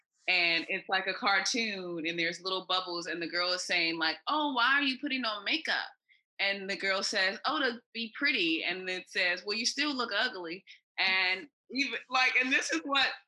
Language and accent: English; Los Angeles, California, United States; moved away as an adult; now in Vietnam; I'm from Los Angeles, where like stars are made